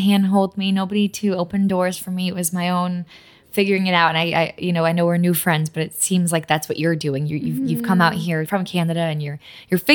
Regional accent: Massachusetts, United States; first language Polish; English is a second language; moved away as an adult; also born or lived in New York; now in Los Angeles, United States; My mom and dad are from Poland. I was born and raised in Massachusetts. Polish is my first language.

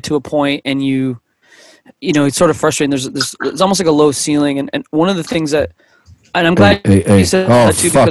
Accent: Toronto, Ontario, Canada; it's my hometown

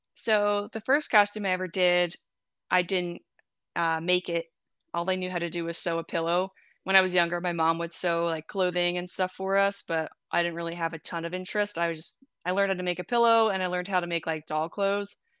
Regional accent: New Jersey, United States; also born or lived in Michigan; now in Kansas, United States; I was born in New Jersey

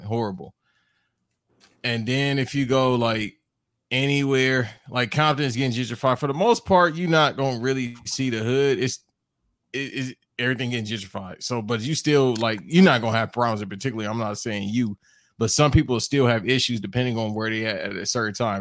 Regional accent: Los Angeles, California, United States; I grew up listening to more Southern rap, even though I was born

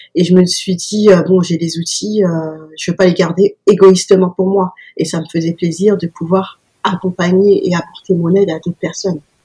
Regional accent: Paris, Île-de-France, France; en tant que petite parisienne

